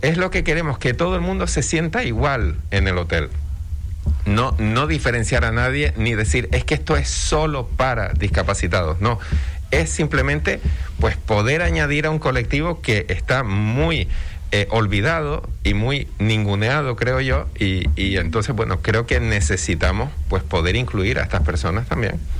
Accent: Canary Islands, Spain; somos canarios

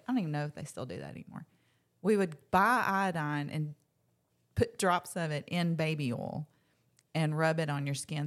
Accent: Locust Fork, Alabama, United States; I grew up in Locust Fork, Alabama

